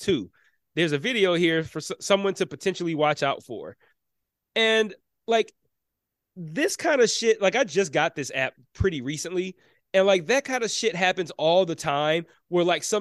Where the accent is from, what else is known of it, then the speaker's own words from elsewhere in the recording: Detroit, Michigan, United States; being born and raised in Detroit